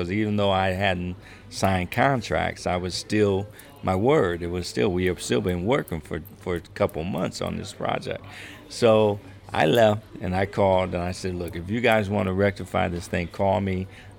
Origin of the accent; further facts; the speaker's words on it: Ohio, United States; moved away as an adult; I'm from Ohio